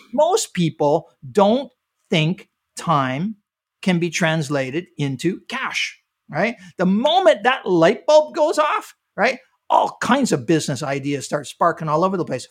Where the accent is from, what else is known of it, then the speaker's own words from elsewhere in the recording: Canada; moved away as an adult; now in United States; I'm, I'm originally from Canada